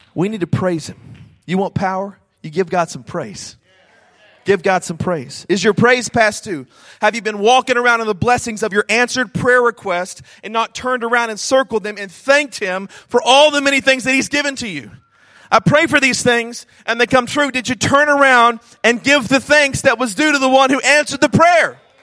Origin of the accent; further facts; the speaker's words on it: Snyder, Texas, United States; I grew up in Snyder, Texas, a small town in West Texas of about 10,000 people